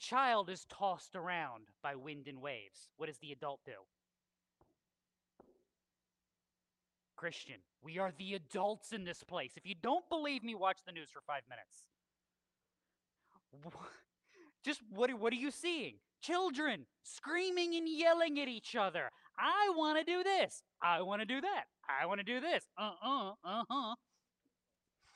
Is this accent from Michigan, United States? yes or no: no; Milford, Connecticut, United States; I grew up in Connecticut. Milford, Connecticut is the house we lived